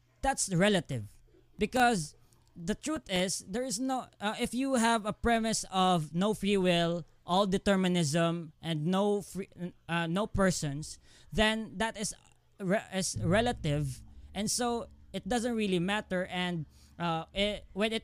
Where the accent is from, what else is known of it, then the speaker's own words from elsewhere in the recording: Philippines; I come from the Philippines, and the major religion here is Christianity